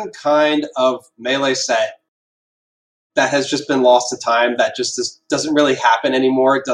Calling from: Pittsburgh, Pennsylvania, United States; Hi, I'm calling in from Pittsburgh.

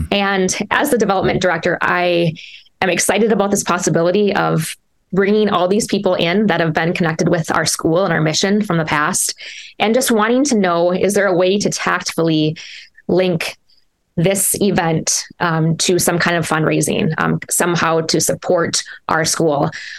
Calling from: Minnesota, United States; We're freezing here in Minnesota. We're ready for spring.

